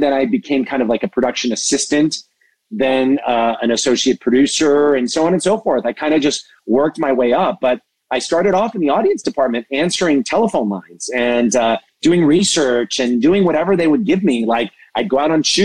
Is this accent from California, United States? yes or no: yes; Southern California, United States; I was born and raised in Southern California